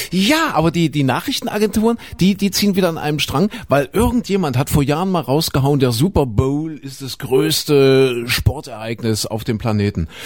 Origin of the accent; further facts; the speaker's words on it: Saxony-Anhalt, Germany; das ist Sachsen-Anhalt, meine, meine Heimat